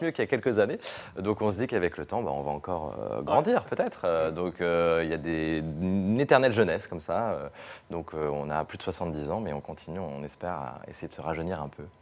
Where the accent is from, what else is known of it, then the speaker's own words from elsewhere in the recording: Lyon, Auvergne-Rhône-Alpes, France; moved away as an adult; also born or lived in Rome; je suis lyonnais, je travaillais au Progrès à Lyon